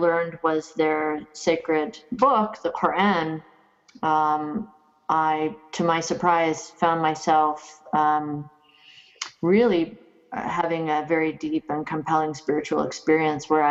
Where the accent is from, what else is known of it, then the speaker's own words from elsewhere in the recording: Kitchener, Ontario, Canada; moved away as an adult; also born or lived in United States; So I grew up in Southern Ontario. In a place called Kitchener, Ontario